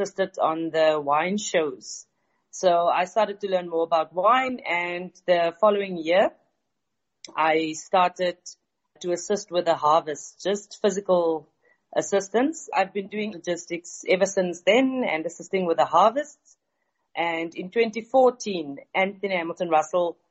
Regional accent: Tesselaarsdal, Western Cape, South Africa; I am originally from Tesselaarsdal, which is a small village 23 kilometers northeast from the Yemlan Ader Valley.

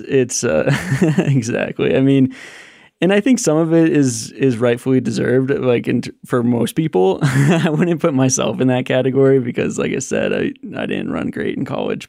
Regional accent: Buena Vista, Colorado, United States; I grew up in Buena Vista, Colorado

